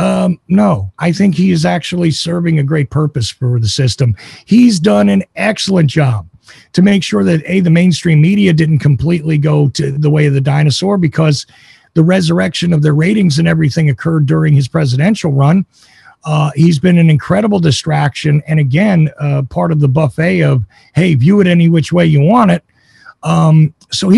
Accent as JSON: {"language": "English", "region": "New Jersey", "country": "United States", "tie": "born or raised there", "also_born_or_lived": "New York", "said": "I grew up in New Jersey, mostly in New York a little bit"}